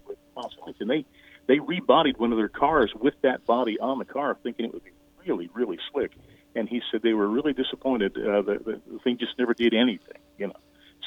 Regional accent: Daytona Beach, Florida, United States; growing up in Daytona.

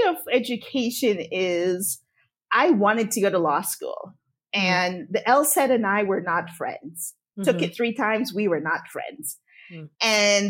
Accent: Evanston, Illinois, United States; So I grew up around the Chicago area, suburb called Evanston.

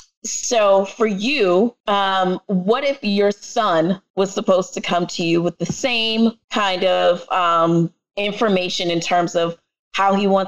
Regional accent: New York City, New York, United States; accent: New York; my family is Jamaican, and I am from the Bronx

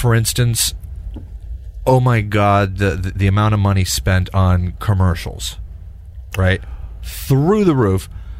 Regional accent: Texas, United States; I grew up in Texas.

